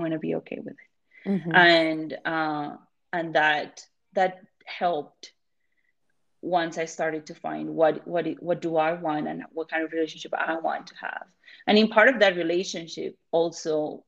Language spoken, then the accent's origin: English; Colombia; moved away; I'm not American, right? I'm from Colombia.